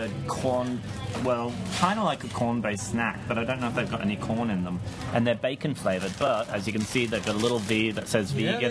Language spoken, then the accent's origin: English; Brisbane, Queensland, Australia